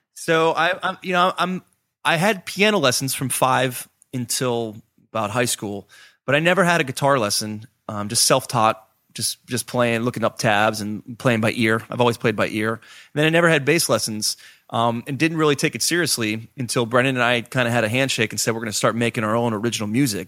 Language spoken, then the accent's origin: English; Pittsburgh, Pennsylvania, United States; growing up in Pittsburgh, as a, as a youth